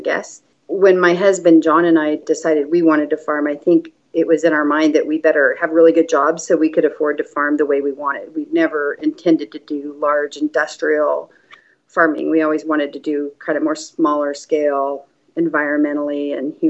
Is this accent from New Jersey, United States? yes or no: no; San Joaquin Valley, California, United States; now in Oregon, United States; I grew up in farming in the San Joaquin Valley of California